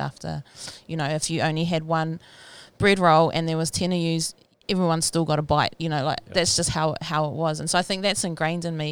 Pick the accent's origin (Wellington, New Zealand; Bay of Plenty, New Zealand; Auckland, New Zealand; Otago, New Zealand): Bay of Plenty, New Zealand; Rotorua; I was born and raised in Rotorua.